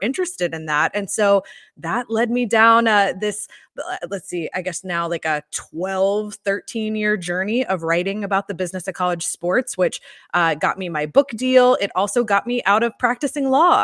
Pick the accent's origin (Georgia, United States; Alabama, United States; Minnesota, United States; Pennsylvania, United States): Georgia, United States; Atlanta; also born or lived in Gainesville; I grew up in Atlanta